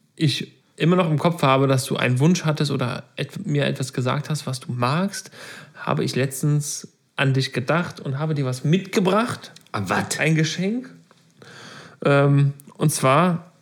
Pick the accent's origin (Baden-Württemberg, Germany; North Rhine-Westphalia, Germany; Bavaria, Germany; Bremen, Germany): North Rhine-Westphalia, Germany; Meckenheim; Ich komme ja bekanntermaßen aus Meckenheim